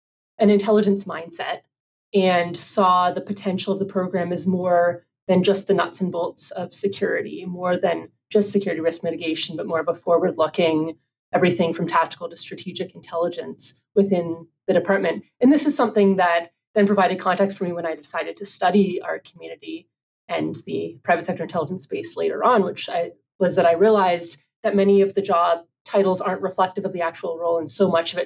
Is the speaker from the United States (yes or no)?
no; Canada; moved away; my home country of Canada